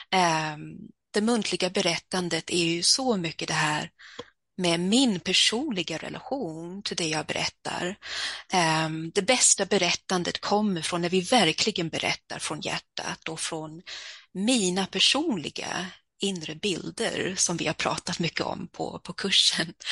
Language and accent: Swedish; Stockholm, Stockholm County, Sweden; born there; Jag föddes i Stockholm där har jag en del av min familj.